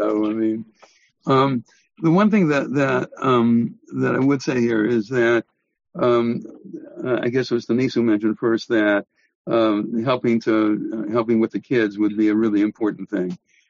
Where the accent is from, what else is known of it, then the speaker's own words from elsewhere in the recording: United States; And we as American Jews balance the individualism of our American identity with the communitarianism of our Jewish identity.